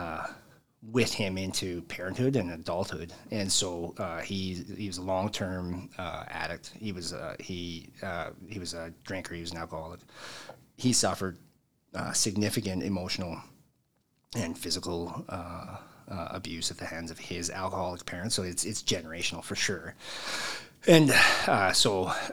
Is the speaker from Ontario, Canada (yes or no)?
no; Edmonton, Alberta, Canada; also born or lived in Devon, Alberta; I was born and raised originally in Edmonton